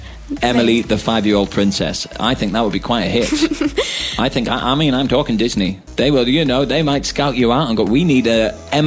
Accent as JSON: {"language": "English", "country": "United Kingdom", "accent": "northern", "said": "Yeah, that sounded very northern, like my accent."}